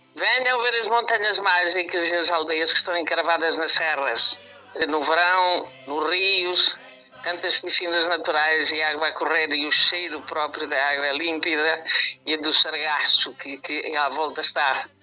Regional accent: Manhouce, Centro, Portugal; Sou de Malhoça, uma das aldeias mais portuguesas de Portugal

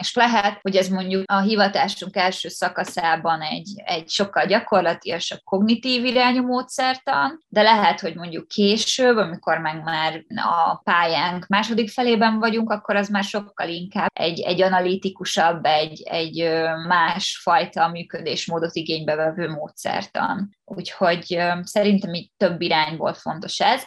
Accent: Pécs, Baranya, Hungary; moved away as an adult; now in Budapest, Hungary; én Pécsi vagyok

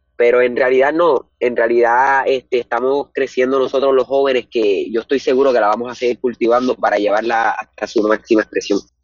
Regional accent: Morovis, Puerto Rico; soy del pueblo de Morovis. Eh, he residido por acá toda mi vida y tengo 15

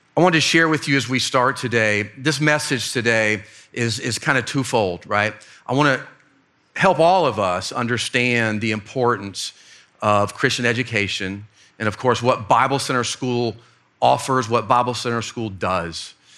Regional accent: Fort Myers, Florida, United States; moved away; my hometown, Fort Myers, Florida

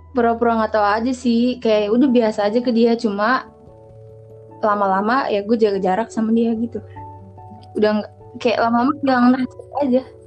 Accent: Serang, Banten, Indonesia; Gue dari Serang, satu sekolah sama Sirin juga

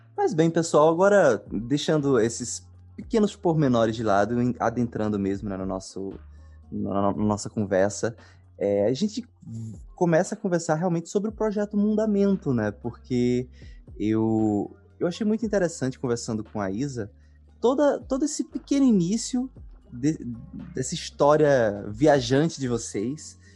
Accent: Pernambuco, Brazil; sou de Pernambuco

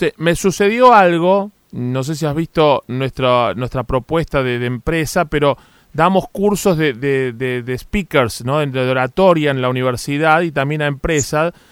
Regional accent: Argentina; nos tiene a los argentinos muy interesados

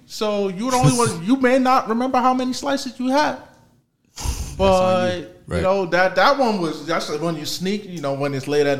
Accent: New Jersey, United States; I'm from Jersey. I didn't grow up around Mexican food.

